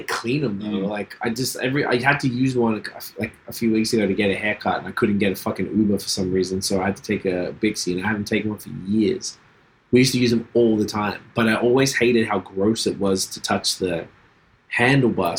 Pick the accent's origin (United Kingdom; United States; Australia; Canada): Australia; moved away as an adult; I'm from Australia.